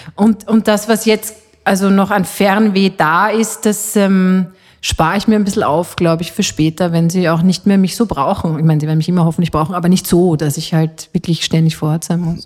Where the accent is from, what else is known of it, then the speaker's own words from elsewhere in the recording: Austria; also born or lived in Switzerland (half Swiss) / Salzburger Land; bei uns in Österreich